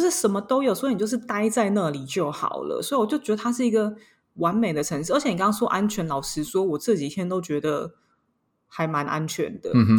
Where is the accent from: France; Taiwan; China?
France; 然后他们要么就是来我们。左就是他们的左边邻居，就是我们法国这边度假